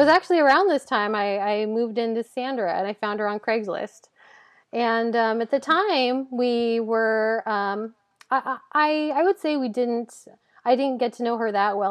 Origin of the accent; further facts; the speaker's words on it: Hillsboro, Oregon, United States; I grew up in Hillsborough, which is a, a suburb of, of Portland